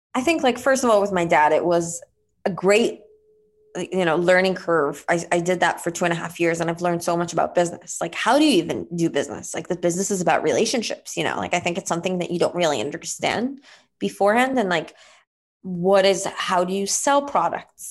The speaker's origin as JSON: {"language": "English", "country": "Israel", "tie": "born or raised there", "moved": "yes", "said": "I was born and raised in Israel"}